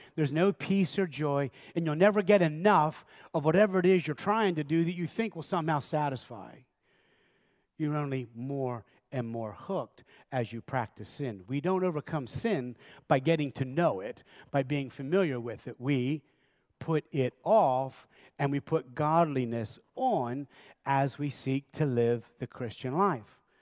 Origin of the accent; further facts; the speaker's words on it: Lancaster County, Pennsylvania, United States; I was raised in Lancaster County